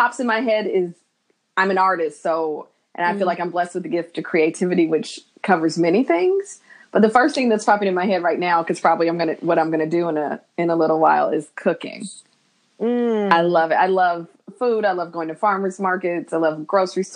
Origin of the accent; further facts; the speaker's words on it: Indianapolis, Indiana, United States; moved away as an adult; also born or lived in New York City; now in Los Angeles, United States; I am from Indianapolis, Indiana. I'm a Midwest girl